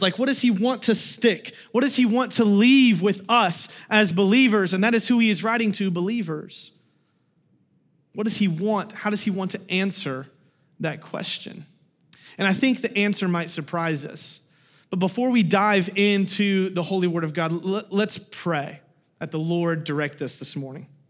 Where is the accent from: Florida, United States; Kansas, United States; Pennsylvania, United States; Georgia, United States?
Kansas, United States; moved away; I'm from Kansas